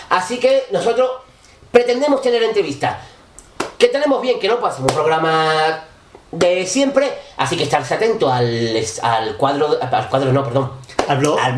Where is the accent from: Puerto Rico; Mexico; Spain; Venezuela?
Spain; Cádiz, Andalusia; de Cádiz, desde la, playa de Cortadura. Cádiz, Distrito Federal.